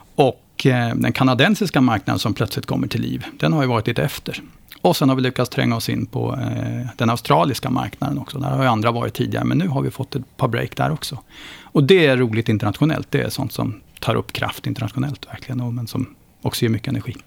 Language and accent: Swedish; Östergötland, Sweden; jag började klättra stolp hemma i Östergötland